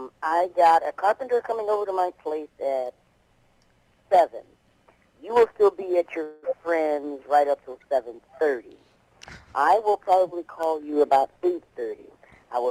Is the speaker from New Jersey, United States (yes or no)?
no; Zion, Illinois, United States; I'll tell you all about Zion, Illinois, and growing up in Illinois, and growing up in this business